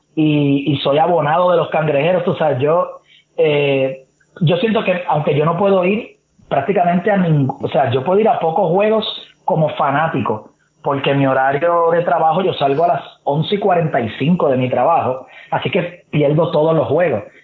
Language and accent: Spanish; Trujillo Alto, Puerto Rico; also born or lived in Santurce, San Juan; yo vivo viví en Trujillo Alto